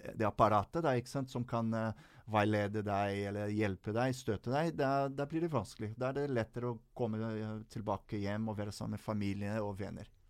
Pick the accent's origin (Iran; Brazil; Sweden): Brazil; Rio de Janeiro; now in Norway; jeg kom fra Rio de Janeiro